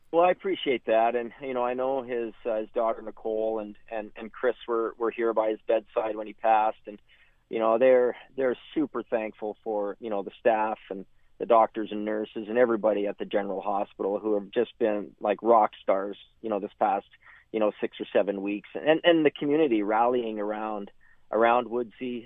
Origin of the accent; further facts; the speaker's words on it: Hudson Bay, Saskatchewan, Canada; also born or lived in Lethbridge; I'm born and raised in Saskatchewan, and um, you know, uh, raised up in Hudson Bay